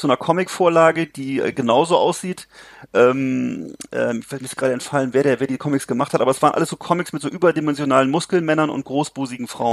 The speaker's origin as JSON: {"language": "German", "region": "Mecklenburg-Vorpommern", "country": "Germany", "said": "auf dem Lande hier bei uns in Mecklenburg-Vorpommern"}